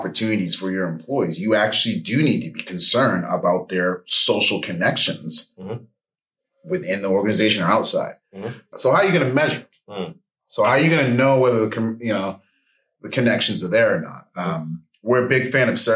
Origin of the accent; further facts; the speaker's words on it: Bangor, Maine, United States; now in Atlanta, United States; I'm from Bangor, Maine, currently in the ATL